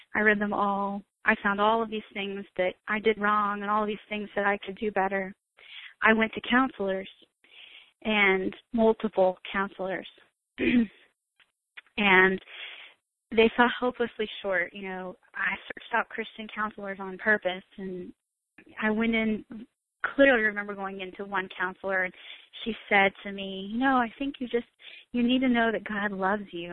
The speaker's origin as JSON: {"language": "English", "region": "Florida", "country": "United States", "tie": "born or raised there", "moved": "yes", "lives_now": "South Carolina, United States", "said": "I'm actually originally from Florida, and uh, I was born and raised there"}